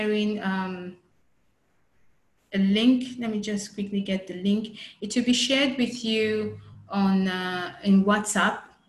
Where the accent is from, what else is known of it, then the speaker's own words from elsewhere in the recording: Nigeria; as Nigerians